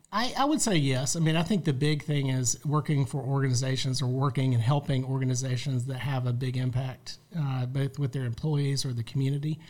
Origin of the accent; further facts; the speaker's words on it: Charlotte, North Carolina, United States; moved away as an adult; also born or lived in Raleigh, North Carolina / Cary, North Carolina / Gwinnett County, Georgia; now in Georgia, United States; I'm a North Carolina guy, born yeah. and raised in Charlotte